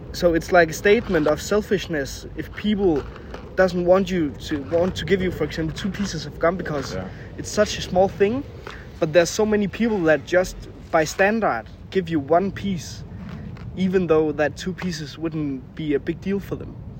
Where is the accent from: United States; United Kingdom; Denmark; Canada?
Denmark; English is a second language; we're from Denmark